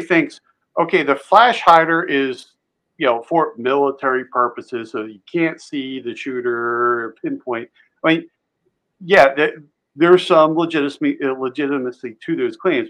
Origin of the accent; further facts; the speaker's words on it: just outside of Philadelphia, Pennsylvania, United States; I grew up just outside of Philly